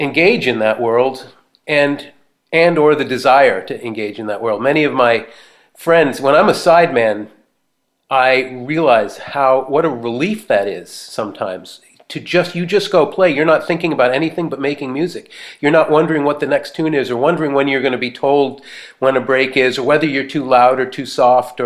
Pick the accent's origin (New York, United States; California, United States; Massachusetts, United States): Massachusetts, United States; Boston; now in Martha's Vineyard, United States; growing up in the Boston area